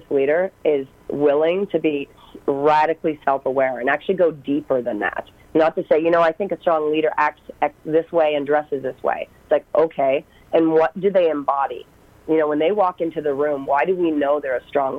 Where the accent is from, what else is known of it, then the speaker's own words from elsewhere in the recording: East Coast of Canada, Atlantic Canada, Canada; moved away as an adult; I'm actually from the East Coast in Canada, so literally drove across the country